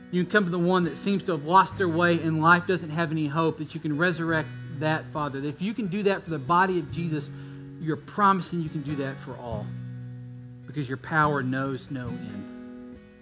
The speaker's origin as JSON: {"language": "English", "region": "Texas", "country": "United States", "tie": "born or raised there", "also_born_or_lived": "Kentucky", "said": "I was born in Kentucky, but we moved to Texas as fast as we could"}